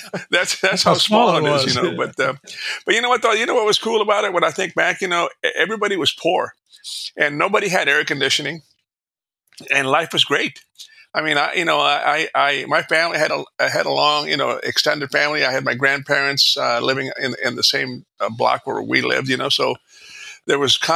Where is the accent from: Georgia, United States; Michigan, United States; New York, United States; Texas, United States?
Texas, United States; Alice; I'm a product of the 50s and 60s. You know, back then, I grew up in South Texas. I was a poor little brown kid, you know, in South Texas.